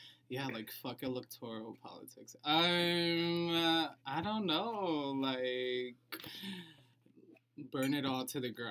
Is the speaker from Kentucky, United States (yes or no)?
no; Chicago, Illinois, United States; I'm from Chicago.